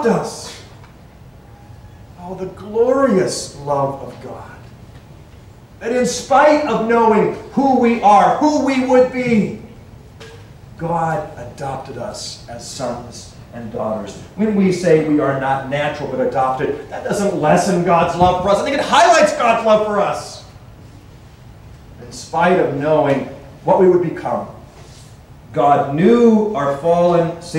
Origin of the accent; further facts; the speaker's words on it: Lynden, Washington, United States; When I was growing up in Linden, Washington